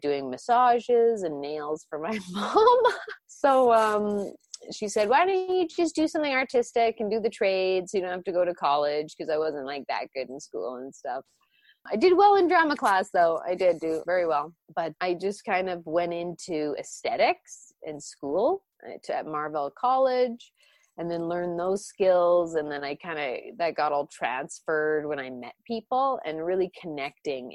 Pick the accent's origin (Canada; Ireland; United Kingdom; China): Canada; also born or lived in Romania; My background is Jewish and Orthodox Catholic from my Romanian side, but I grew up in Canada, Anglican